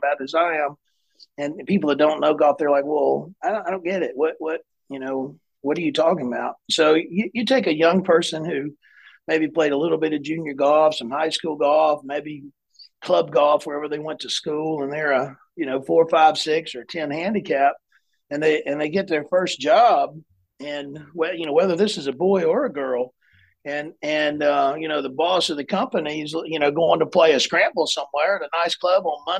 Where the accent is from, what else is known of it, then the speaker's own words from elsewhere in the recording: South Carolina, United States; also born or lived in Chattanooga, Tennessee; I grew up in South Carolina, maybe second grade through high school, my family is all from the Chattanooga, Tennessee area.